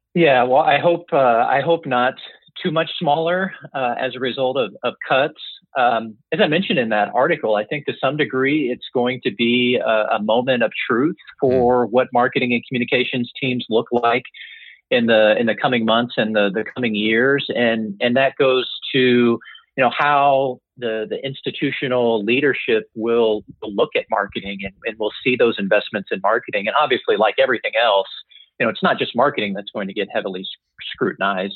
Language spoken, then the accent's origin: English; Indiana, United States; I eventually returned to my home state and joined Indiana University.